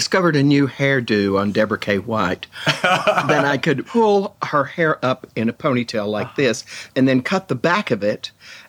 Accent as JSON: {"language": "English", "town": "Jacksonville", "region": "Texas", "country": "United States", "tie": "born or raised there", "moved": "yes", "lives_now": "New York, United States", "said": "Jacksonville, Texas."}